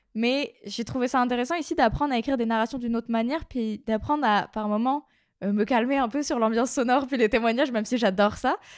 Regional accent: near Brest, Brittany, France; also born or lived in Quebec; en Bretagne, à Brest, donc la grande ville à côté de là où j'ai grandi

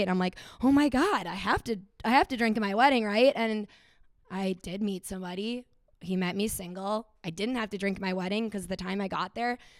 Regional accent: Stillwater, Minnesota, United States; I am from Stillwater, Minnesota

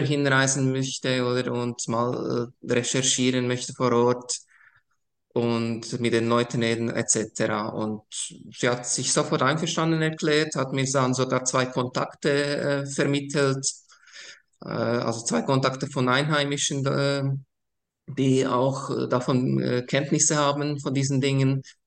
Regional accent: Košice, Košice Region, Slovakia; now in Switzerland; ich bin ursprünglich aus der ehemaligen Tschechoslowakei, also heute würde man Slowakei sagen. Äh, ich komme ganz aus dem Osten der Slowakei, äh, Taschau äh, ist eine Altstadt

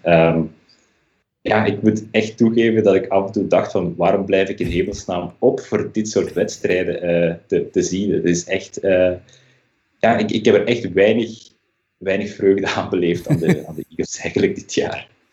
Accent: Leuven, Flanders, Belgium; moved away as an adult; now in Berlin, Germany; mijn roots liggen uiteraard wel in België eh, aan het accent eh, te horen, specifiek in Leuven dan. Maar ik ben inmiddels een jaar of tien uitgezwermd naar Duitsland, naar Berlijn.

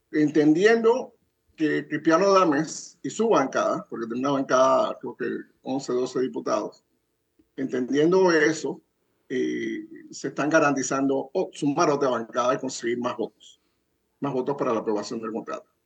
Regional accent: Zambia; En África, en mi país de Zambia, donde First Quantum Minerals tiene dos minas

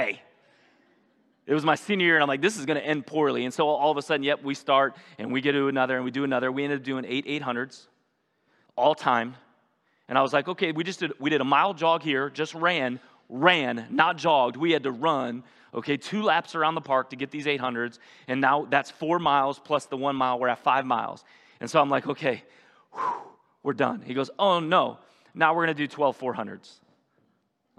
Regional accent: North Ridgeville, Ohio, United States; the town I grew up in North Ridgeville, about 45 minutes from here

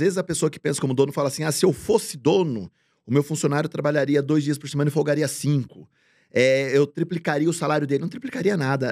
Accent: Bragança Paulista, São Paulo, Brazil; eu venho de Bragança, que é interior de São Paulo

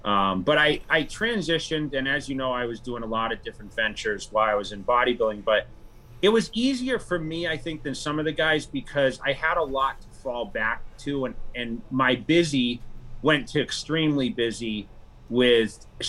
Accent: Worcester, Massachusetts, United States; Yeah. I came from Worcester, which is like central.

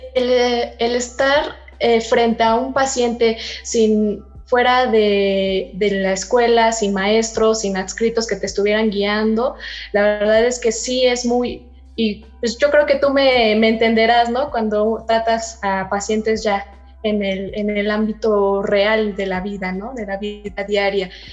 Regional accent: Mexico; como mexicanos

